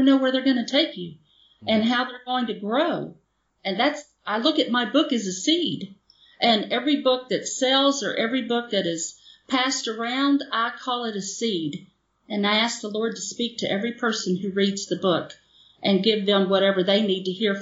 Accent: the South, United States; moved away; also born or lived in Mississippi / Goshen, Indiana; I'm from the South

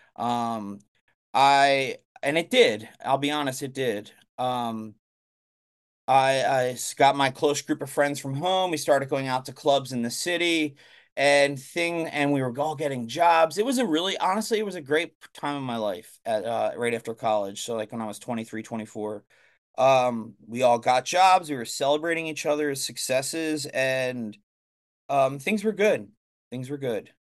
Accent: Blue Bell, Pennsylvania, United States; I grew up in Bluebell, it's called. It's right outside of Philadelphia

